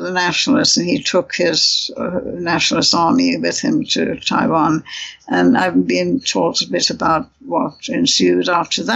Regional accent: India; moved away; you survive a childhood in India

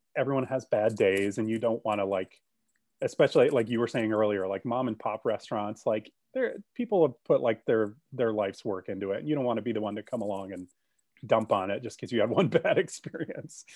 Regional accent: Grand Rapids, Michigan, United States; moved away; also born or lived in Columbus, Ohio; I grew up in Grand Rapids, Michigan, and I still have family there

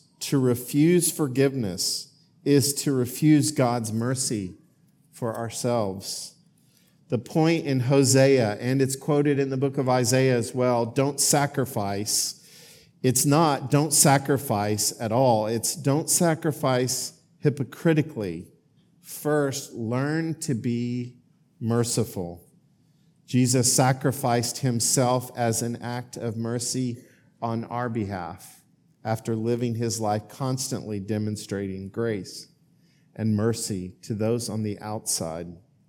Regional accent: Oklahoma, United States; now in Greensboro, United States; I have a home in Greensboro. I have the home that I grew up in Oklahoma

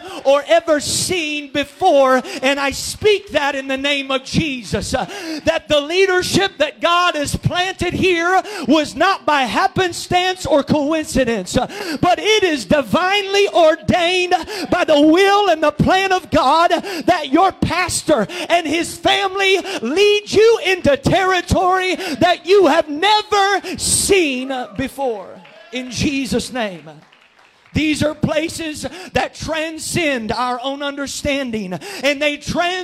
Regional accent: Jackson County, Southeast Ohio, United States; accent: Southern Ohio; moved away as an adult; also born or lived in Columbus, Ohio; now in Licking County, United States; I'm from Southeast Ohio.

